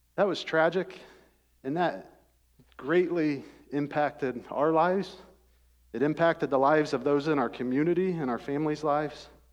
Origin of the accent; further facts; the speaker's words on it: Rockford, Ohio, United States; I grew up in Rockford, Ohio.